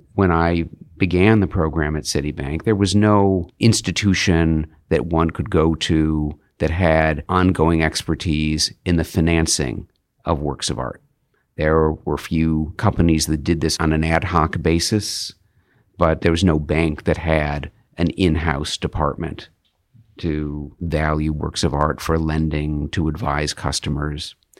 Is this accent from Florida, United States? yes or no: no; Hartford, Connecticut, United States; moved away; I came from Hartford, Connecticut, grew up in the suburbs